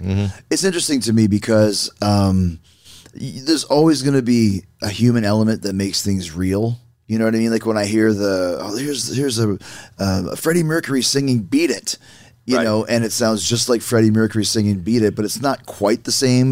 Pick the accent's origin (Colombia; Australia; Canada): Canada; Winnipeg, Manitoba; I grew up in Winnipeg